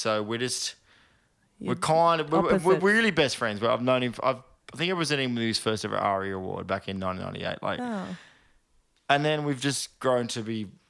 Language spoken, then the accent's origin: English; Sydney, New South Wales, Australia; born there; also born or lived in Bourke / Oakey; I was born in Sydney. And then we moved to Bourke to pursue teaching the world Jesus, basically.